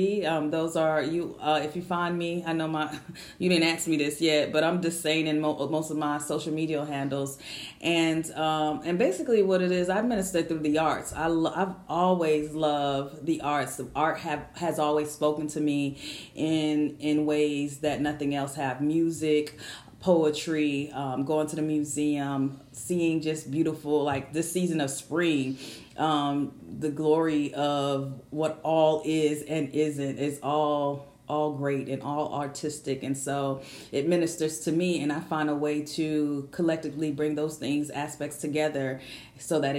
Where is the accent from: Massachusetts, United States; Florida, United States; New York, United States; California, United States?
Florida, United States; Miami; moved away as an adult; now in Philadelphia, United States; I'm originally from Miami, Florida, but I've been in Philly for 4 years now